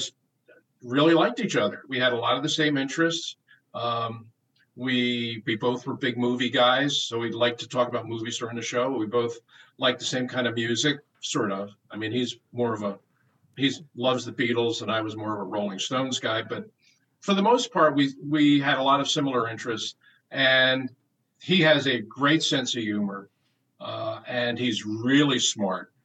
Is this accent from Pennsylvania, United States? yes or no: yes; Philadelphia, Pennsylvania, United States; to be able to do it in my hometown